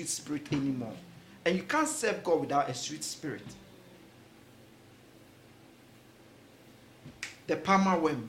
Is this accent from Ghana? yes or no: yes; Ghana; When I was growing up in Ghana, one of the beautiful things is every morning you hear early at dawn, you hear birds singing